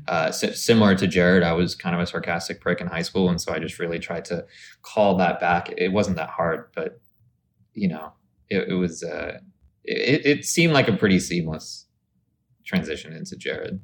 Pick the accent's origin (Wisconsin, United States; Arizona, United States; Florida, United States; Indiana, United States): Arizona, United States; moved away; also born or lived in Dallas, Texas; I grew up in Arizona